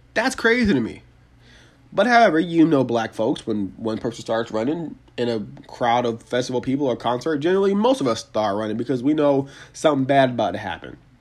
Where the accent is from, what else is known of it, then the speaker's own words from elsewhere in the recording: Atlanta, Georgia, United States; here in my hometown of Atlanta, Georgia